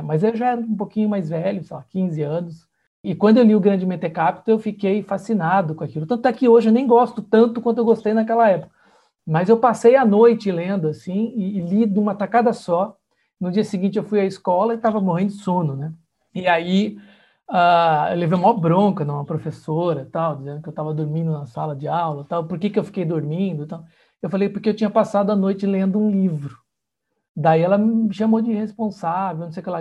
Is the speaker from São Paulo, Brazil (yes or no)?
yes; Santa Bárbara d'Oeste, São Paulo, Brazil; eu sou do interior de São Paulo, né, de Santa Bárbara do Oeste